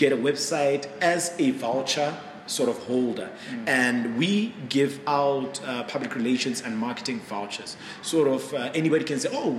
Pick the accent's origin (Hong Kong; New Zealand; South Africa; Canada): South Africa; Mahikeng, North West; moved away; I'm from Mafikeng originally